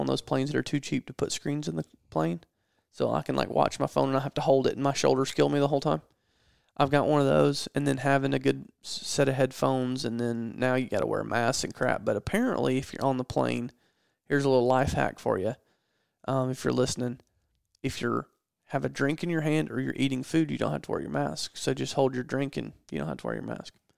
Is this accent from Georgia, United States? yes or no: yes; Georgia, United States; I'm from Georgia